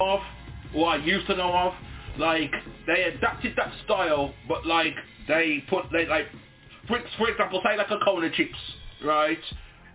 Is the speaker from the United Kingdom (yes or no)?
yes; Wolverhampton, West Midlands, United Kingdom; I'm of Jamaican descent. I was born out here in the UK to Jamaican parents.